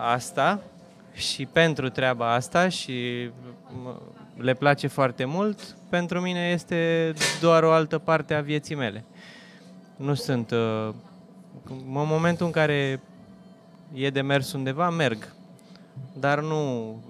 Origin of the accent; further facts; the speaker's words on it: Romania; noi suntem români, suntem latini